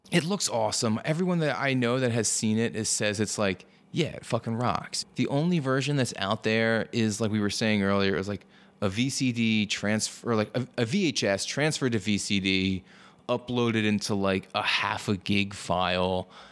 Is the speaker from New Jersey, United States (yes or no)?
yes; New Jersey, United States; I'm, I'm from New Jersey. It's a regional dialect